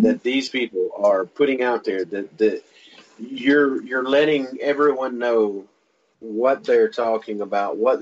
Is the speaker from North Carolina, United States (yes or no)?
yes; Wilmington, North Carolina, United States; moved away; I'm from the coast. In fact, I'm from the town where the battleship's located, Wilmington.